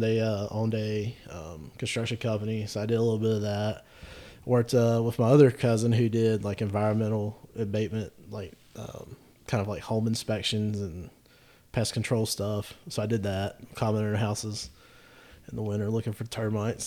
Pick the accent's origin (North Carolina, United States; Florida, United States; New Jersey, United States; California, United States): North Carolina, United States; Gastonia; I grew up in Gastonia